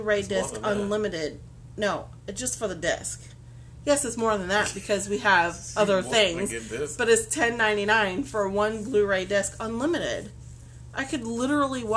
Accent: Massachusetts, United States; moved away; the small town I grew up in Massachusetts

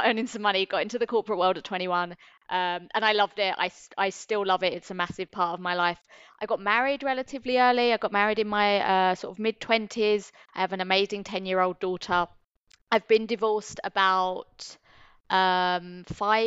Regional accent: London, United Kingdom; moved away as an adult; now in Singapore; I'm from the UK originally. I'm from London, born and bred

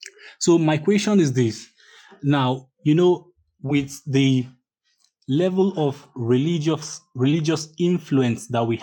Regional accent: Nigeria; I'm coming from Nigeria and I am Igbo.

